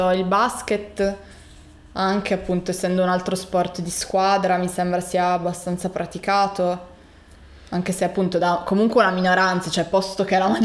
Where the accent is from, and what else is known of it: Turin, Piedmont, Italy